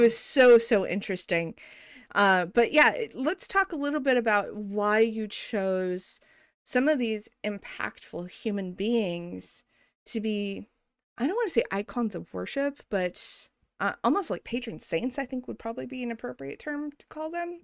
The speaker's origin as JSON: {"language": "English", "region": "New Mexico", "country": "United States", "tie": "born or raised there", "moved": "yes", "said": "growing up in New Mexico"}